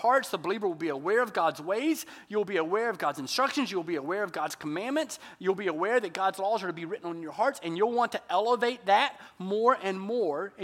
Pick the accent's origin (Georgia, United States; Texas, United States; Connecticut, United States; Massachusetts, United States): Georgia, United States; moved away; when I was growing up in Georgia